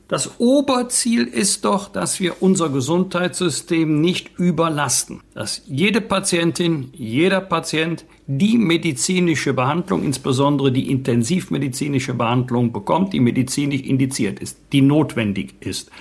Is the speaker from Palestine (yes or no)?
no; Bergisch Gladbach, North Rhine-Westphalia, Germany; in meiner Heimatstadt Bergisch Gladbach